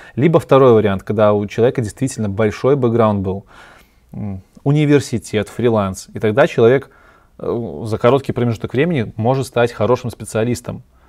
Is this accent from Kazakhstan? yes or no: no; Belarus; я белорус, и я обычно говорю Беларусь